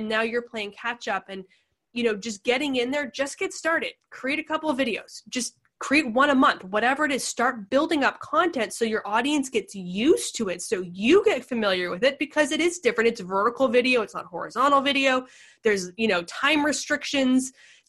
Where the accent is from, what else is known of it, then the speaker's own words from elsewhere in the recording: Pacific Northwest, United States; now in San Diego, United States; Like, I come from the Pacific Northwest. I know rain, but we're not built for rain.